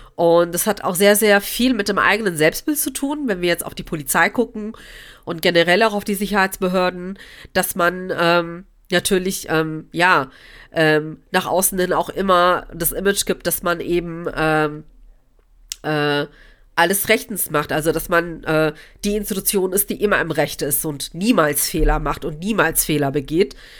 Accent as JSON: {"language": "German", "town": "Cologne", "region": "North Rhine-Westphalia", "country": "Germany", "tie": "born or raised there", "also_born_or_lived": "Gelsenkirchen", "said": "Köln meine Heimatstadt ist"}